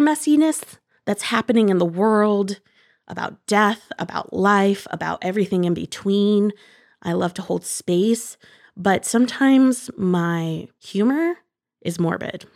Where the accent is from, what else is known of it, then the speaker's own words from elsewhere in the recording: Bowling Green, Ohio, United States; Shout out Bowling Green, Ohio. And I lived on a small fruit orchard